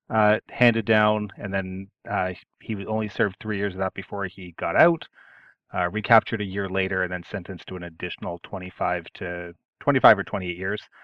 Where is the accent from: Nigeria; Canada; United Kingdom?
Canada; I'm I'm Canadian